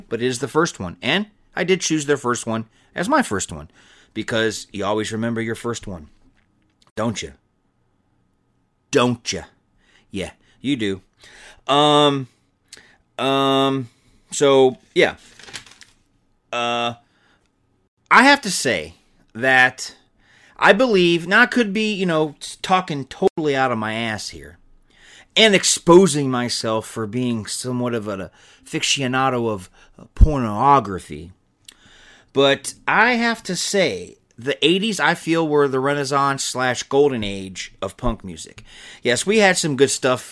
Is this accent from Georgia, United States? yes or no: yes; Georgia, United States; I grew up in Georgia